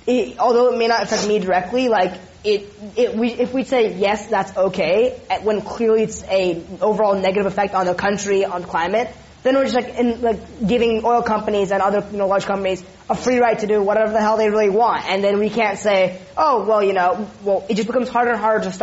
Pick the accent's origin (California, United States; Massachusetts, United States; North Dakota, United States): California, United States; I'm Californian